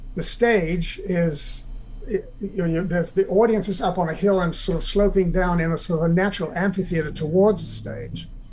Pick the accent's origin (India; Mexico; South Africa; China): South Africa; now in United States